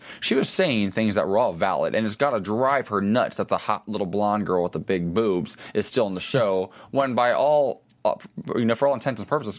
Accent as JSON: {"language": "English", "region": "Ohio", "country": "United States", "tie": "born or raised there", "said": "Ohio, my home state."}